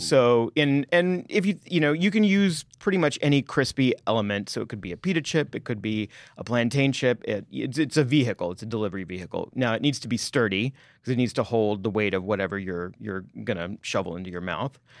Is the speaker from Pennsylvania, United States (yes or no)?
no; Texas, United States; moved away; because I'm from Texas, we had Frito pie as our school lunch day